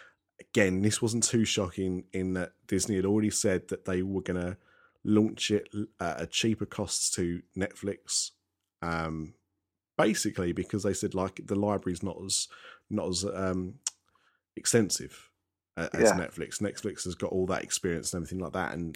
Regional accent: United Kingdom; how we do things in the UK

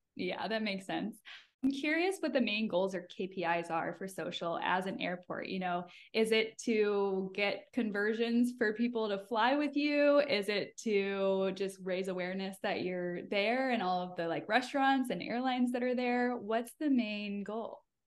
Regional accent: Michigan, United States; now in Tampa, United States; I'm from Michigan, so I say pop

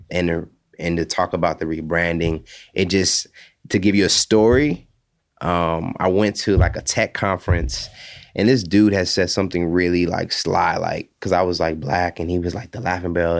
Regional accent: Hawaii, United States; growing up there, it just kinda opened my eyes to different cultures.

